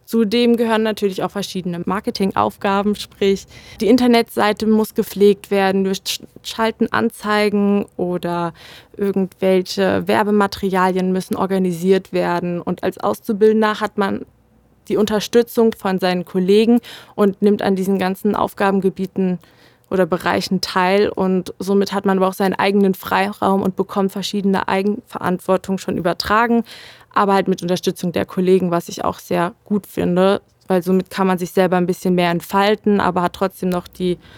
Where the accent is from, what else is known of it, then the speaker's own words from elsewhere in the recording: Marburg, Hesse, Germany; ich persönlich fand mich da noch sehr jung und konnte äh, meine Heimat noch nicht so gut verlassen. Und somit habe ich halt gerade bei der Stadt Marburg auch noch den Bezug zu meiner Familie.